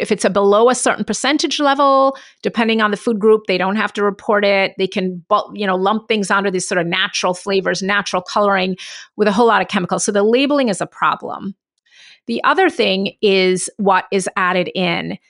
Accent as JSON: {"language": "English", "country": "Jamaica", "said": "I'm from Jamaica, And, um, my dad's family's Indian"}